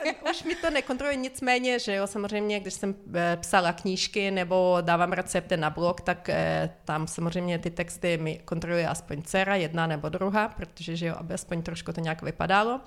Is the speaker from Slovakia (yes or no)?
no; Ukraine; first language Ukrainian; Czech is a second language; moved away as an adult; now in Czech Republic; Zbytek rodiny bydlí na Ukrajině, takže já de facto jenom využívám e, svůj rodný jazyk, e, když volá mamě přes Skype